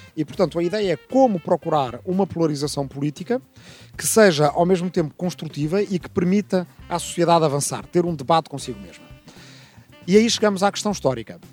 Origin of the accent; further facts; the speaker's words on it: Lisbon, Portugal; also born or lived in Arrifana; nasci aqui em Lisboa em 1972, ainda dois anos antes da Revolução Democrática, portanto, ainda em tempo de ditadura em Portugal. Eh, cresci entre Lisboa, a capital, e uma pequena aldeia